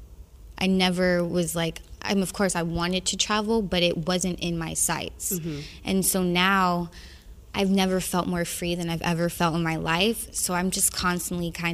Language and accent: English; the South, United States; I'm from the South